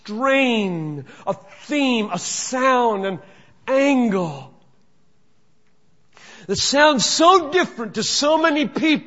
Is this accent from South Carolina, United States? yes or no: yes; Greenville, South Carolina, United States; moved away; I grew up in Greenville, South Carolina, and was manifestly racist in my assumptions, attitudes, and actions as a child and a teenager